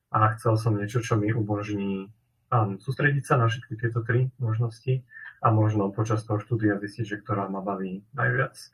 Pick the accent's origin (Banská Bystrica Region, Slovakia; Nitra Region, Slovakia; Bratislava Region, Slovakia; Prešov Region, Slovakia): Nitra Region, Slovakia; Nitra; som tiež z Nitry priamo